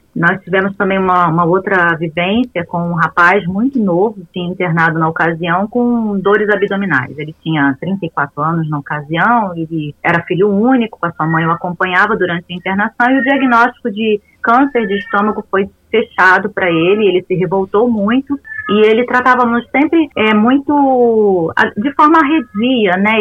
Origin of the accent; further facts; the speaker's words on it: Rio de Janeiro, Brazil; moved away as an adult; also born or lived in São Paulo; now in Campo Grande, Brazil; sou natural do Rio de Janeiro